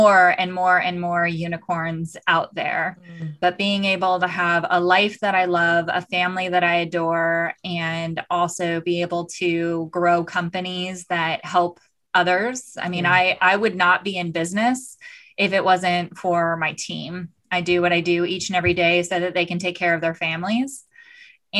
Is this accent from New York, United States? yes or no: no; Southern California, United States; also born or lived in Tucson, Arizona; I grew up in Southern California.